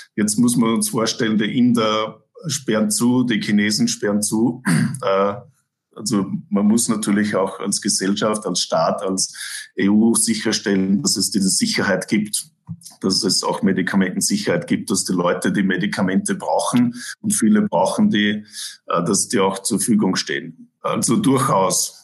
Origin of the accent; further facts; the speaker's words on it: Innviertel, Upper Austria, Austria; also born or lived in Toronto, Canada; now in Vancouver, Canada; Ich bin aus dem Innviertel